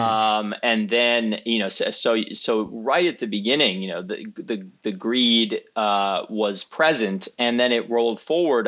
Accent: New York, United States; I'm a, a filmmaker uh, based in New York City. I grew up in New York

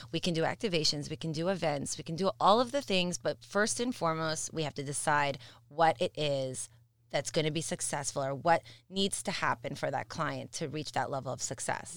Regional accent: Mississauga, Ontario, Canada; I have a soft spot for Missus Saga. It's my hometown.

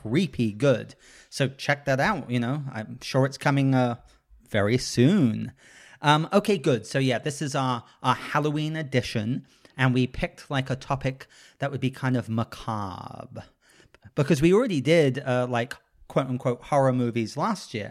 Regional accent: England, United Kingdom; moved away; I grew up in England

